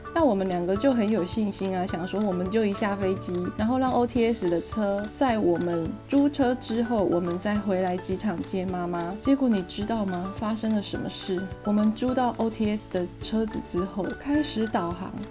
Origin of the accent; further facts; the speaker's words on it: Taiwan; 我们是台湾人